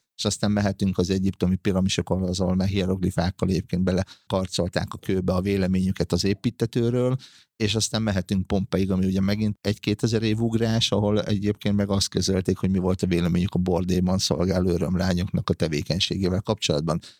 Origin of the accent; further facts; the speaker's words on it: Hungary; még gyerekkoromban, vagyis abban a korban nőttem fel, amikor a graffiti bűn volt, ö, Magyarországon